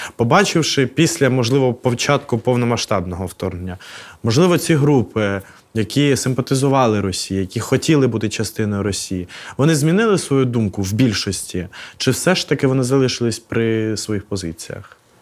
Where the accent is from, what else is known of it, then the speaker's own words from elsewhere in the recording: Odesa Oblast, Ukraine; Я виріс на Одещині